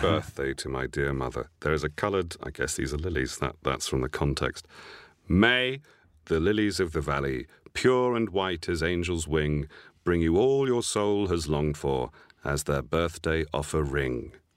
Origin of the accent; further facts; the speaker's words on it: Isle of Wight, South East England, United Kingdom; I was born on the Isle of Wight